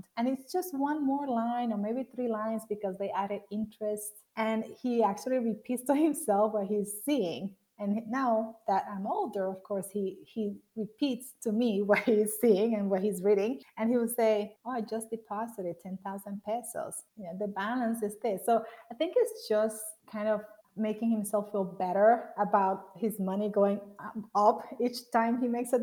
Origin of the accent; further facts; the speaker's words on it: Punta Cana, La Altagracia, Dominican Republic; I grew up in the Dominican Republic. I was born in the area of Punta Cana